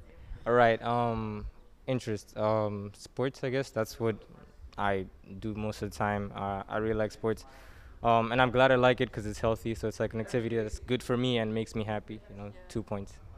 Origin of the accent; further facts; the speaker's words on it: Mozambique; from Mozambique. I was born here and basically lived here all my life